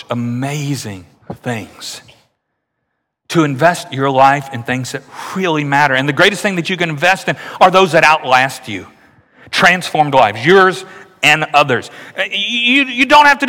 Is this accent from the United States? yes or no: yes; Louisiana, United States; moved away; I grew up in Louisiana